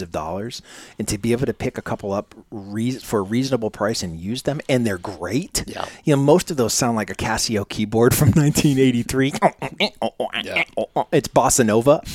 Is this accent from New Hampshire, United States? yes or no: yes; Manchester, New Hampshire, United States; I'm originally from Manchester, New Hampshire, so so close to the Cambridge area